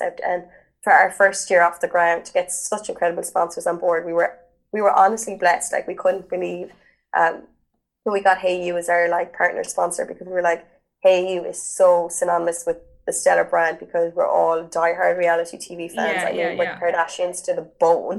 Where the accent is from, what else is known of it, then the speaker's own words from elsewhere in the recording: Ireland; being Irish